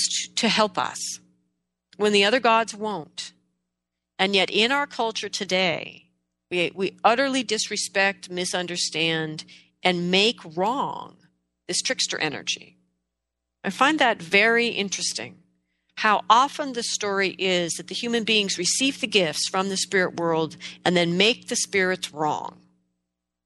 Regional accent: Pacific Northwest, United States; In the Pacific Northwest here, where I am from

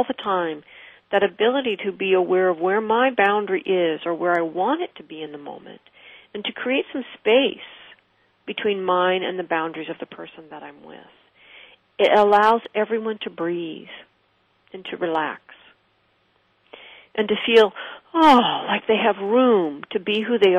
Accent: West Coast, United States; I did not grow up in New York. I grew up on the West Coast.

